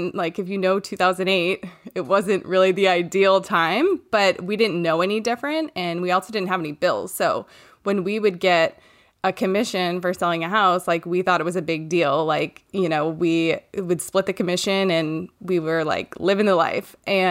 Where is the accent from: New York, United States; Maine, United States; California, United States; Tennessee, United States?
Maine, United States; I'm from Maine and I live here with my husband, Ross